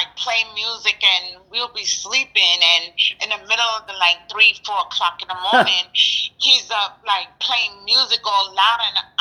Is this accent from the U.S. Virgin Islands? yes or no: yes; Charlotte Amalie, U.S. Virgin Islands; now in New York City, United States; I was born here in New York, and I was raised in the Virgin Islands. That's where I was mostly raised